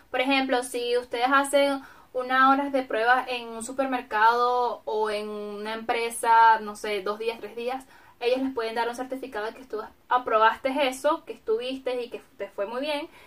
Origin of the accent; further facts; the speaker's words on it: Venezuela; now in Germany; si yo soy venezolana y pues simplemente vengo a Alemania por